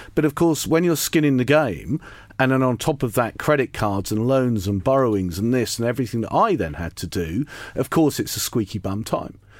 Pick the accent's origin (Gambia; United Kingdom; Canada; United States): United Kingdom; Lowestoft, East of England; I grew up in Lowestoft in Suffolk and went to comprehensive school there